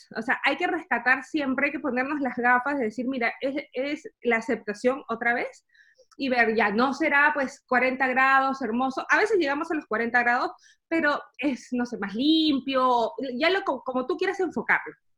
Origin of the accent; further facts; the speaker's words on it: Peru; moved away as an adult; now in Germany; soy peruana y vivo actualmente en Alemania hace dos años